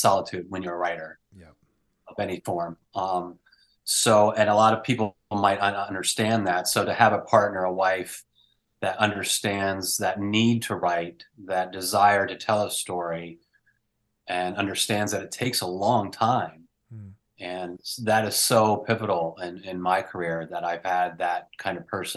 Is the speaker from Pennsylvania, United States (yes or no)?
yes; Pennsylvania, United States; someone I grew up with in Pennsylvania